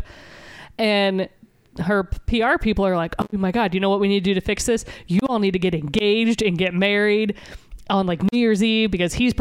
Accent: Nashville, Tennessee, United States; I grew up in Nashville.

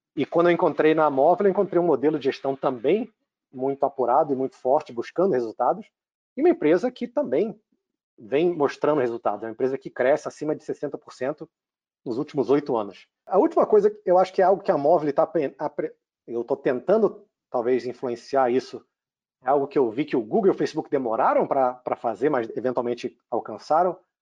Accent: Rio de Janeiro, Brazil; accent: Rio (carioca); moved away as an adult; also born or lived in United States; Eu comecei, com meu sotaque não, não deixa enganar, no Rio, fiz faculdade de uhum. administração

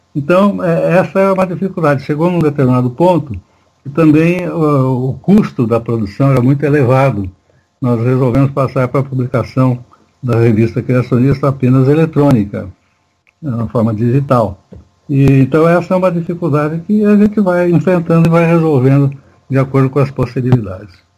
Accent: Marília, São Paulo, Brazil; born or raised there; also born or lived in São Carlos

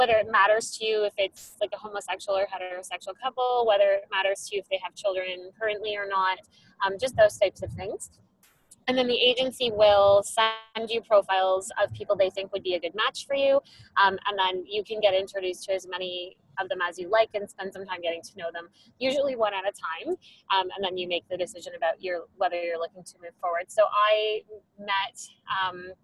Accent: Canada; I'm a surrogate from Canada.

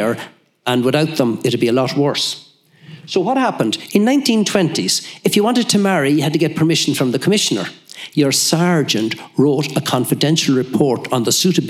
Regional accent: Ballinamore, Connacht, Ireland; Ballinamore, my hometown

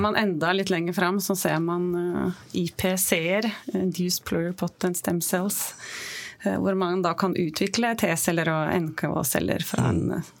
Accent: Oslo, Norway; jeg kommer fra Oslo

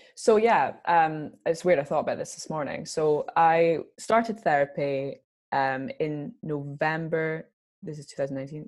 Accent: Scotland, United Kingdom; I'm Scottish

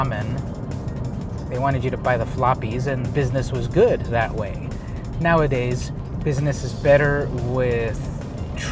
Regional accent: Imperial Beach, California, United States; Omni Comics was located basically where I grew up in Imperial Beach

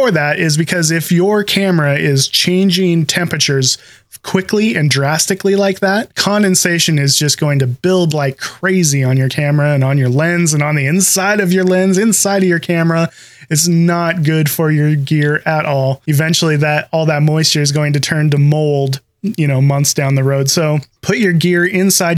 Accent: Pacific Northwest, United States; you can kind of hear by the way we're talking that we're from the Pacific Northwest

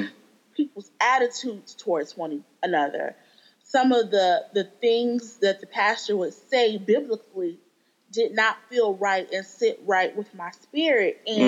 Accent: Akron, Ohio, United States; now in Charlotte, United States; Okay, I am from Ohio, Akron, Ohio. I currently live in Charlotte, North Carolina. I've been in Charlotte since like 2004.

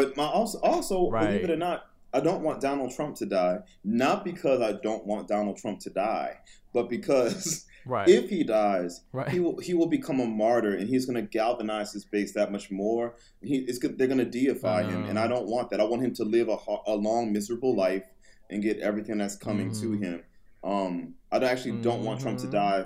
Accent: New Orleans, Louisiana, United States; I'm from New Orleans

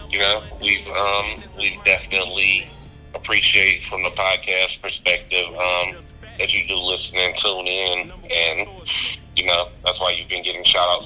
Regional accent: Detroit, Michigan, United States; now in Arizona, United States; I'm originally from Detroit.

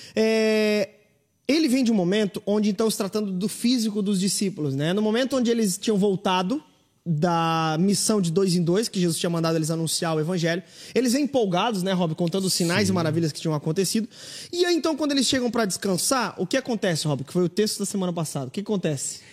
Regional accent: southern Santa Catarina, Brazil; Eu sou do sul do estado, cara. Eu sou bem aí pertinho aí, Samuel. Eu sou de Sara, cara. Eu nasci em Sara aí no sul do estado

